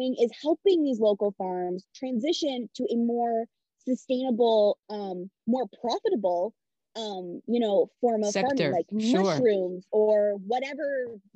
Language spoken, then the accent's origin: English; Midwest, United States; I grew up Italian in the Midwest